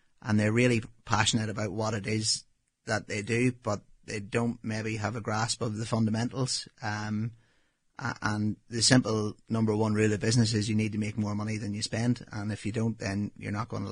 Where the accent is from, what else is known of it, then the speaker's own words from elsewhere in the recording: Northern Ireland, United Kingdom; moved away as an adult; also born or lived in New Zealand; as you can tell from my accent, obviously I grew up in Northern Ireland